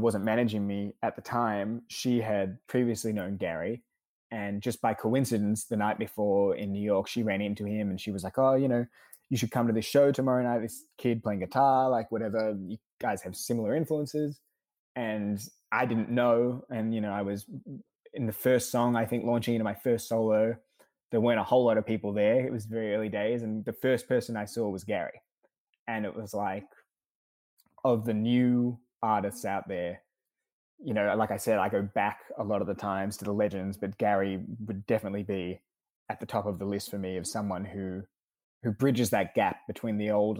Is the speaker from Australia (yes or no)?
yes; Australia; now in United States; I moved over from Australia to the States in 2014.